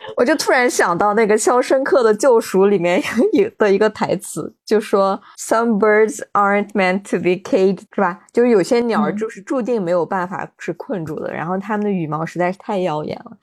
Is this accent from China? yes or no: yes; Xinjiang, China; 对于我们新疆人来说